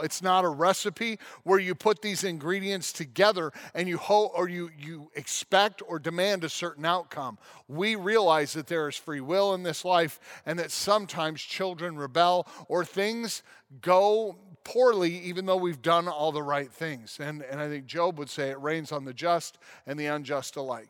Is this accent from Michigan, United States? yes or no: no; Colorado National Monument, United States; on the Colorado National Monument in my hometown